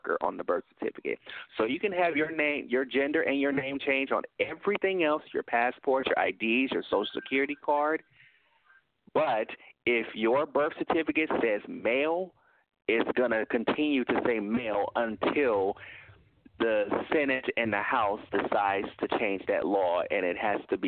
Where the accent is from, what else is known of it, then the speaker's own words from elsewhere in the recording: Tennessee, United States; now in Illinois, United States; I'm from Tennessee.